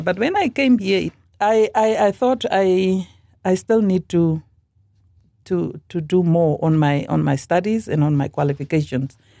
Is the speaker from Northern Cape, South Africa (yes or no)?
yes; Northern Cape, South Africa; moved away as an adult; also born or lived in Worcester, Western Cape / Coventry, United Kingdom; now in Khorixas, Namibia; I was born in South Africa, as I said, in the Northern Cape